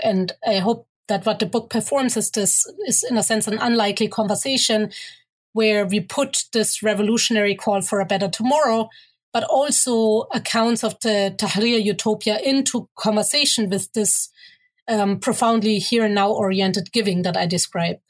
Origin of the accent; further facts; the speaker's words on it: Germany; moved away as an adult; also born or lived in Egypt (mother's origin) / Cairo, Egypt; now in Toronto, Canada; growing up in Germany, but going to Egypt uh, pretty much every year, which is where my mother is from